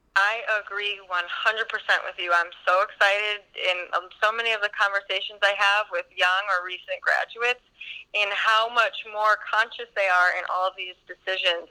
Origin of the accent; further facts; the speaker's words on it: United States; moved away as an adult; now in Stockholm, Sweden; I am an American